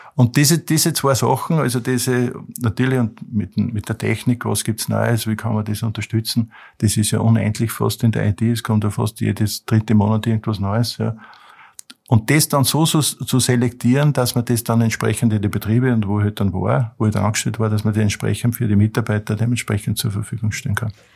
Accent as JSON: {"language": "German", "area": "Mühlviertel", "region": "Upper Austria", "country": "Austria", "tie": "born or raised there", "said": "durch meine Kindheit im Mühlviertel"}